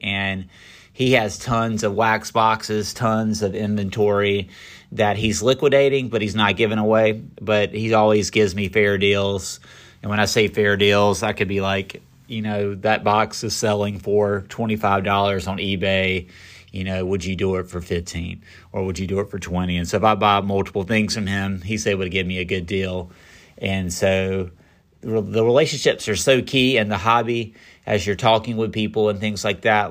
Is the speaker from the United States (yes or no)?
yes; Garner, North Carolina, United States; Garner, actually, where I grew up